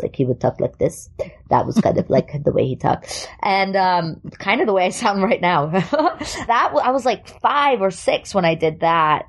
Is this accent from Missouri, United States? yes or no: no; New York, United States; born or raised there; accent: New York; first language German; English is a second language; also born or lived in Germany